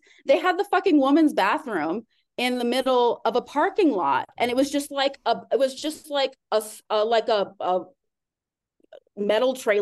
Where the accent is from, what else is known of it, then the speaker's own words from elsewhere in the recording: Austin, Texas, United States; also born or lived in Arkansas / Harlem, New York / Los Angeles; now in New York, United States; I grew up in Austin, Texas.